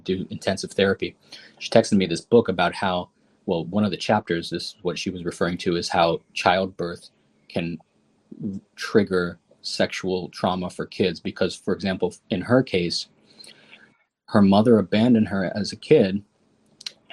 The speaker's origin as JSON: {"language": "English", "town": "Chicago", "region": "Illinois", "country": "United States", "tie": "born or raised there", "said": "I was born in Chicago, and I went to Cornell University and WashU Law School"}